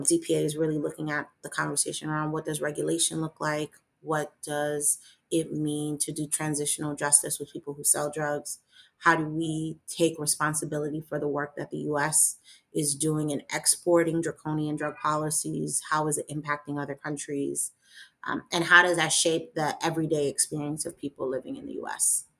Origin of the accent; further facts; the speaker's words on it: New York City, New York, United States; I am a New Yorker. I am from the borough of Manhattan. I was schooled here